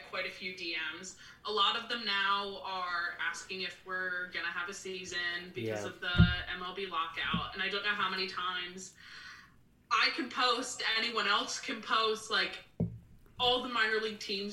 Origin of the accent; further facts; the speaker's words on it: Philadelphia, Pennsylvania, United States; moved away as an adult; also born or lived in Peoria; now in Richmond, United States; I was home in Philadelphia, and I, to get through COVID, I like did some freelance work, but I worked at Starbucks